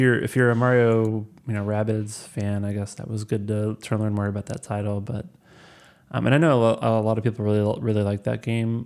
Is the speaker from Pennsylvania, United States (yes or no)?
no; Missouri, United States; I'm from Missouri